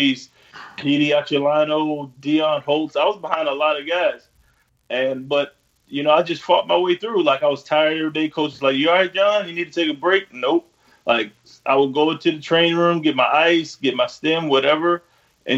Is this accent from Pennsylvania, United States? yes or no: no; North Carolina, United States; moved away as an adult; also born or lived in New York; now in Montreal, Canada; I'm from the South. Like I was born in New York, but I grew up in North Carolina